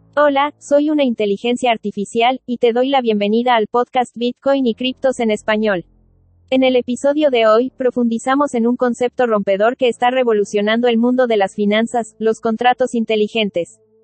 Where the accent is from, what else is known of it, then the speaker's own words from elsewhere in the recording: Cuenca, Azuay, Ecuador; mencionaste que eres de Cuenca, yo también